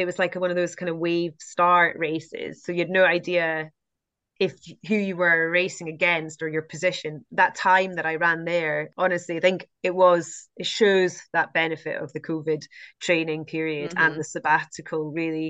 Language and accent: English; United Kingdom; And I'd never run in the Lake District before, you know, which is crazy being a British trail runner. But I hadn't until I went down to recce the course, because I, you know, I hadn't really been in the UK as a runner.